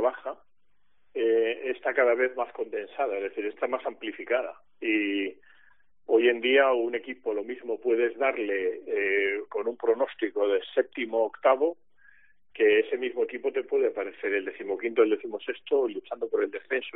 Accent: Spain; como ciudadano español

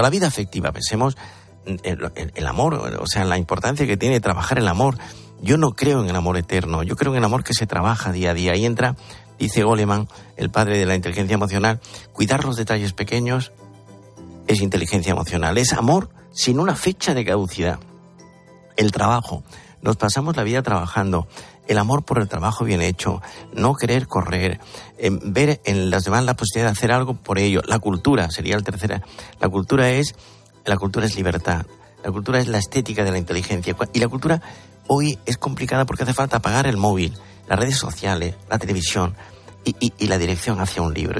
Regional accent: Andalusia, Spain; yo soy andaluz

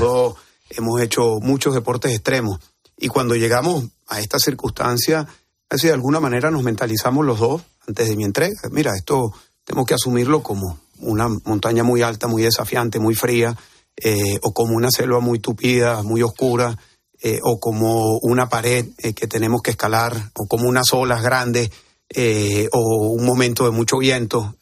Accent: Venezuela; now in Spain; en mi país

